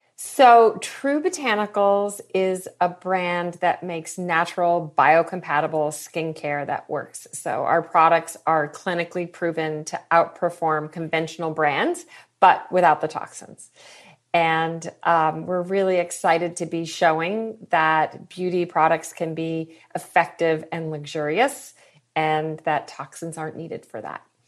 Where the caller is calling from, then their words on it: Mill Valley, California, United States; I am calling in from Mill Valley, California